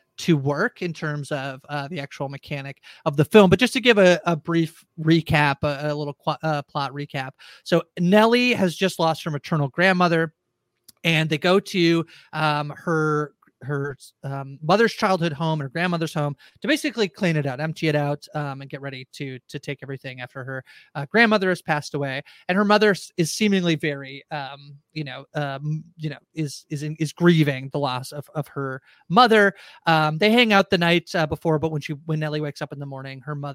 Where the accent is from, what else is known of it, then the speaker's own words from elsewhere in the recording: Canada; I'm Canadian, so I feel like, oh, it's hi.